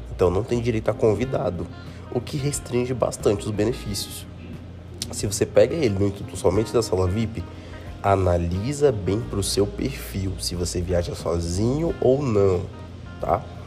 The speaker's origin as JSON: {"language": "Portuguese", "town": "Brasília", "region": "Federal District", "country": "Brazil", "said": "Eu aqui sou de Brasília"}